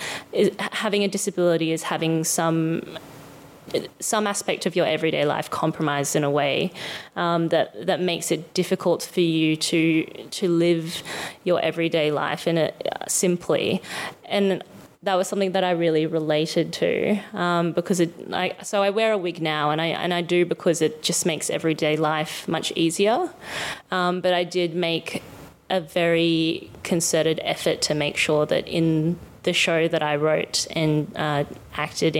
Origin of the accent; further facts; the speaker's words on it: Sunshine Coast, Queensland, Australia; I'm Asian Australian and I grew up on the Sunshine Coast in Queensland